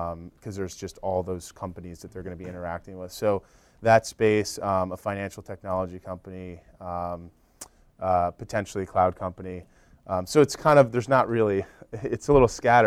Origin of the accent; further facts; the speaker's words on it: Northeast, United States; We're sort of from the Northeast. We have a network there, friends and family